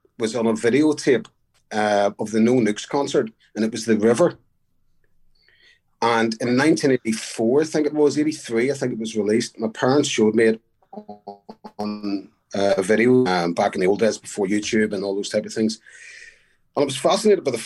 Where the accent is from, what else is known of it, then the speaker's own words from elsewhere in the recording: Belfast, Northern Ireland, United Kingdom; also born or lived in New Brunswick, New Jersey; I grew up in Belfast, Northern Ireland